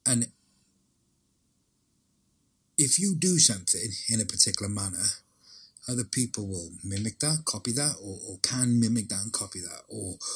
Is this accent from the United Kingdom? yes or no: yes; Welsh, Wales, United Kingdom; being Welsh for so long.